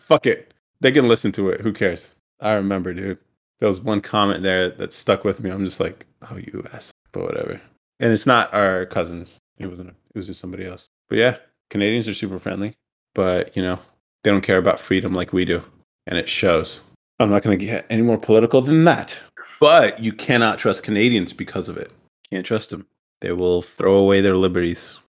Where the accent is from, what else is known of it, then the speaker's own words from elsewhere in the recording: United States; I'm too American.